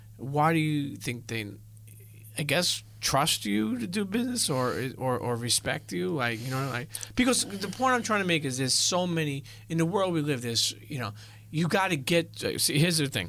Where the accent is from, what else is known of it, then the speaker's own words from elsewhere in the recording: New York City, New York, United States; I grew up in Brooklyn, Italian